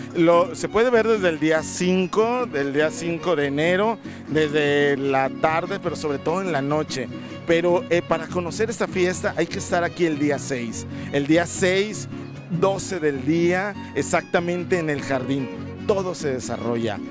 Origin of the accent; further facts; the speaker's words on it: Colima, Mexico; todos los que somos de Colima